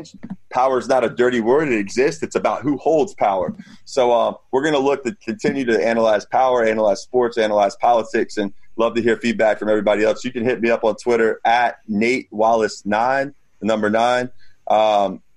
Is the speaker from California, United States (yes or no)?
no; Jacksonville, Florida, United States; also born or lived in Washington, D.C.; now in New York City, United States; I'm from Jacksonville, Florida originally